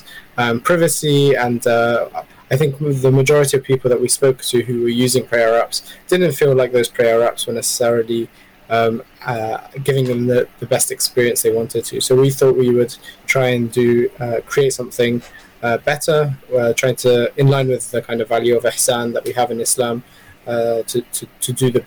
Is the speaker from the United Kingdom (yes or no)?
yes; London, United Kingdom; I grew up in the UK. Originally, I'm half Palestinian, half Iraqi, and I grew up in London